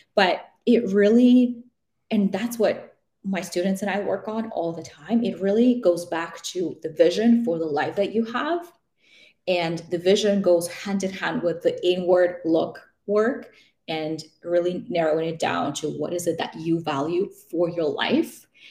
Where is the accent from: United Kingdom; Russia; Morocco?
Russia; also born or lived in Vancouver, Canada / Toronto, Canada; now in Canada; I grew up in Russia, so I have family in Russia